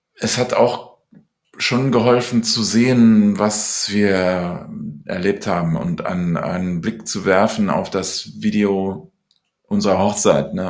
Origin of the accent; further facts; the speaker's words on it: Cologne, North Rhine-Westphalia, Germany; also born or lived in London, United Kingdom; bin dann mit neun Jahren nach Köln gekommen und habe dann in der, äh, im Gymnasium eine Schülerband